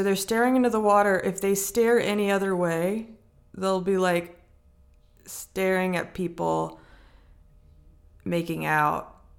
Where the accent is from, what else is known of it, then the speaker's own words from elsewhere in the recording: Gulf Coast, Louisiana, United States; But, like, I'm from the Gulf Coast. So there's an ocean there. Or it's, like, in Louisiana, there's the Mississippi River there.